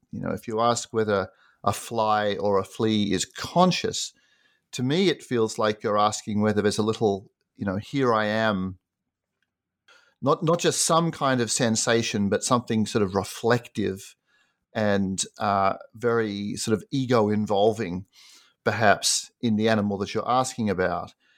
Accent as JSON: {"language": "English", "town": "Sydney", "region": "New South Wales", "country": "Australia", "tie": "born or raised there", "also_born_or_lived": "United States", "moved": "as an adult", "said": "I grew up in Sydney, Australia, and did an undergraduate degree there."}